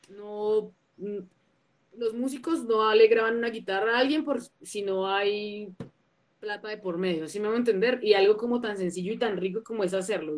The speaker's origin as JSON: {"language": "Spanish", "town": "La Calera", "region": "Cundinamarca", "country": "Colombia", "also_born_or_lived": "Bogotá", "said": "yo soy una cantautora emergente de la ciudad de Bogotá, pero, pero vengo como de afueritas de Bogotá, en un pueblito que se llama La Calera"}